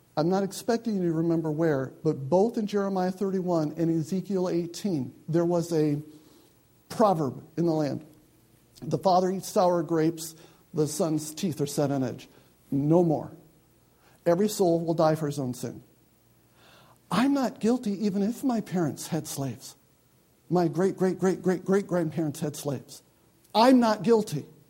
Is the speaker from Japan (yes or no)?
no; United States; I'm an American.